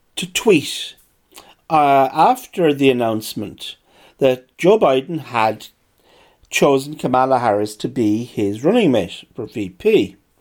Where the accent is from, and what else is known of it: Ireland